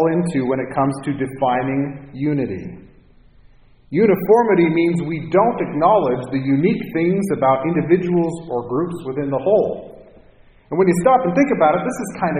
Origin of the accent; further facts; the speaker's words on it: Minnesota, United States; now in Cupertino, United States; Herb Brooks grew up 45 minutes from my hometown. So there's a lot of Minnesota pride